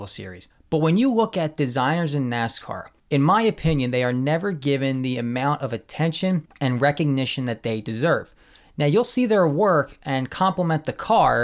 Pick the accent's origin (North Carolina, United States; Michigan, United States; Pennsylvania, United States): Pennsylvania, United States; Philadelphia; I am from Philly